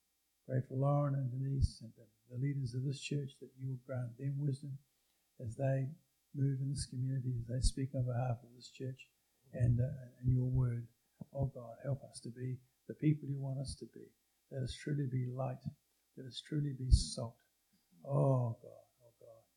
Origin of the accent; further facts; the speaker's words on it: Canada; we are as Canadian Christians